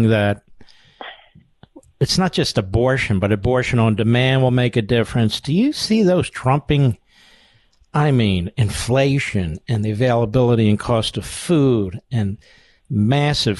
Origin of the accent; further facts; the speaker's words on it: Pennsylvania, United States; Pennsylvania is a tough state. I'm from Pennsylvania